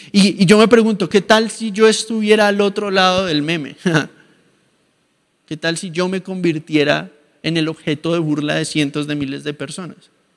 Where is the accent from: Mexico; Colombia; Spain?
Colombia; mi país, en Colombia